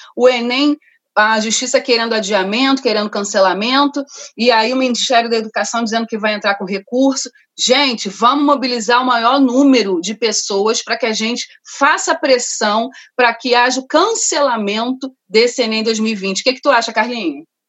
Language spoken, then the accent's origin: Portuguese; Rio de Janeiro, Brazil; also born or lived in Rocinha, Rio de Janeiro; sou cria de Madureira